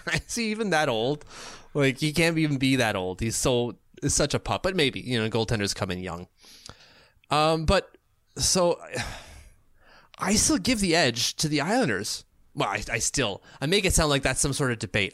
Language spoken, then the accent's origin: English; Canada; I'm a Canadian